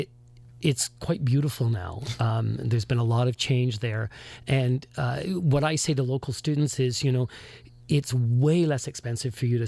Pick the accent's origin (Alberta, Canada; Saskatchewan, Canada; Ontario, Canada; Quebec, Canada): Ontario, Canada; Toronto; moved away as an adult; also born or lived in Newfoundland; now in Windsor, Canada; I'm originally from Toronto